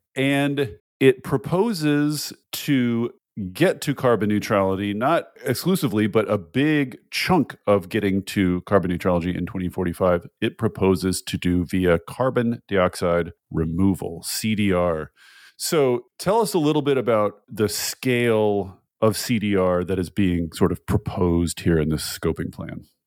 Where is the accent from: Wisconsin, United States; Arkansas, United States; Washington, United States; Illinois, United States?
Washington, United States; moved away; from my hometown point of view, the dysfunctions of California's cap and trade system very much matter for Washington